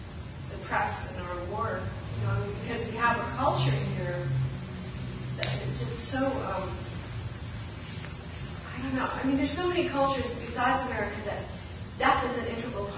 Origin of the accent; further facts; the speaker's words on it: United States; I'm an American.